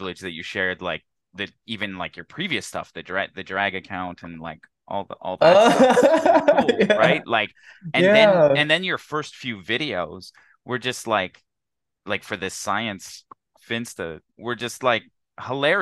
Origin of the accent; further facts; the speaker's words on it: Canada; moved away as an adult; also born or lived in Houston, United States; I've returned from 6 years in like the heat of Houston to now coming back to my home country of Canada.